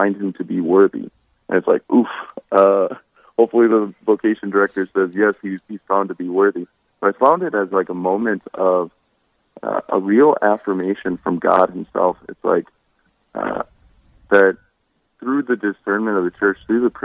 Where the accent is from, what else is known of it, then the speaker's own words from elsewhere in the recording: Hartford, South Dakota, United States; I grew up near Hartford, South Dakota